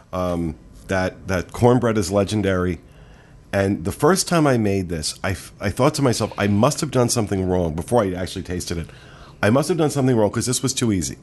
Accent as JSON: {"language": "English", "region": "the North", "country": "United States", "said": "I prefer being from the north"}